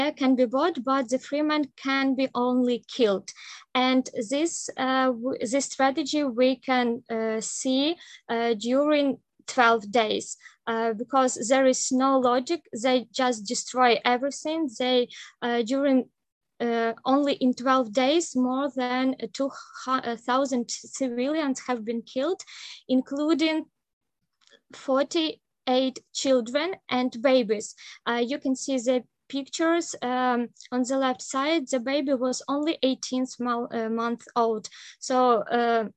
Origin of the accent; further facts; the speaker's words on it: Kyiv, Ukraine; moved away; I am originally from Kyiv. My parents are right now in Kyiv, but I have also relatives in Lviv.